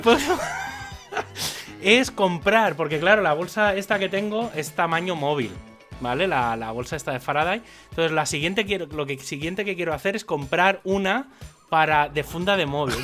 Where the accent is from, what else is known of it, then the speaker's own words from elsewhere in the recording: Spain; also born or lived in Barcelona; soy español